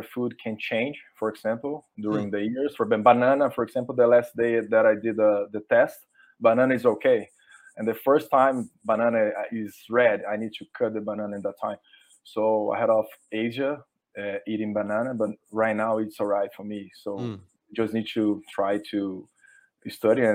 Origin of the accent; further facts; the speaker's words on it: Brazil; first language Portuguese; English is a second language; English is not my first language, but you can find the best source in English, not in Portuguese